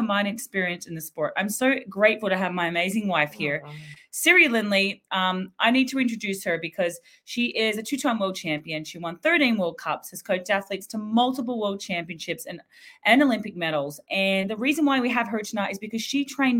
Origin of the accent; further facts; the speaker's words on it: Australia; Being Aussie